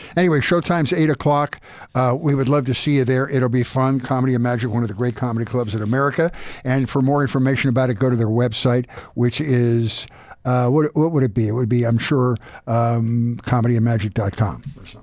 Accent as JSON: {"language": "English", "town": "Philadelphia", "region": "Pennsylvania", "country": "United States", "said": "I'm from Philadelphia"}